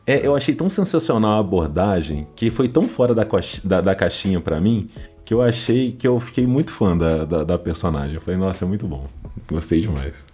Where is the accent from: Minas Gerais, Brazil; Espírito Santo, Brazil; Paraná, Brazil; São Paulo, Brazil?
Minas Gerais, Brazil; eu sou mineiro